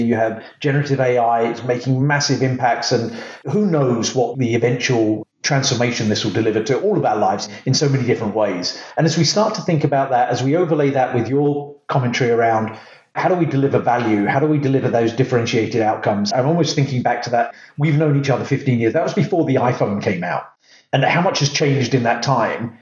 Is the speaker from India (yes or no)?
no; England, United Kingdom; originally from the UK